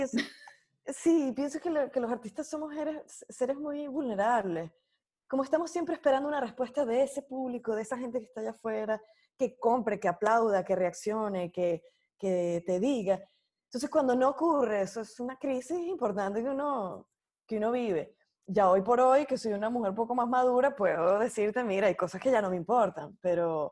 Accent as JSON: {"language": "Spanish", "country": "Venezuela", "tie": "born or raised there", "moved": "as an adult", "said": "mi casa, el lugar donde yo nací"}